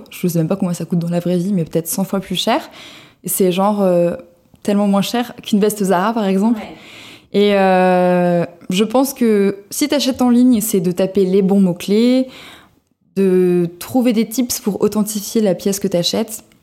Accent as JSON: {"language": "French", "region": "southern France", "country": "France", "said": "Mais je vous rappelle encore une fois que je viens euh, du sud de la France"}